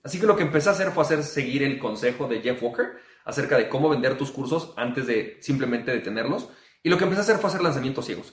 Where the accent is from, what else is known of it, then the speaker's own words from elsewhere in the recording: Mexico; yo como mexicano